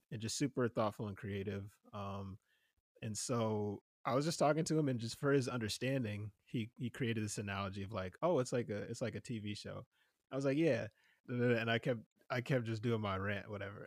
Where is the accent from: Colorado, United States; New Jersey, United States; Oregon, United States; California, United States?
New Jersey, United States; moved away; I'm originally from New Jersey